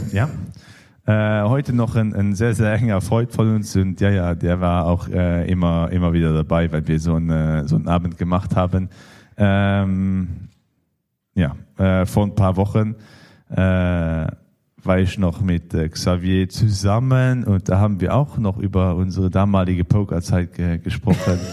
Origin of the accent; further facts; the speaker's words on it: Luxembourg; für uns als Luxemburger